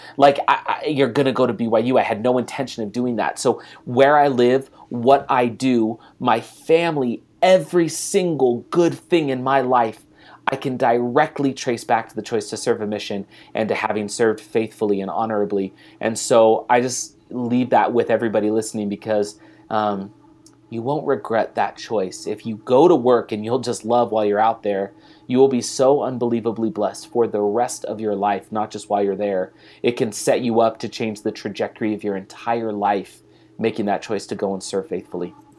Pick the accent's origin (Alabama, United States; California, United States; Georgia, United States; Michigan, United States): California, United States; San Leandro; moved away; also born or lived in Salt Lake City, Utah; we were from the same area in California, like the San Leandro area